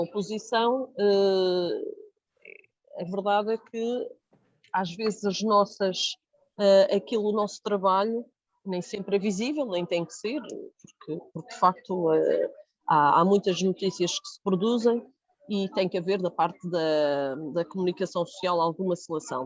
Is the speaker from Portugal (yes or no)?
yes; Jardim do Mar, Madeira, Portugal; o Jardim do Mar, que é de onde eu sou